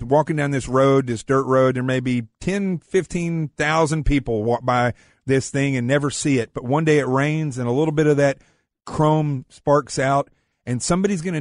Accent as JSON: {"language": "English", "area": "the Ozarks", "region": "Arkansas", "country": "United States", "said": "I'm from Arkansas in the Ozarks."}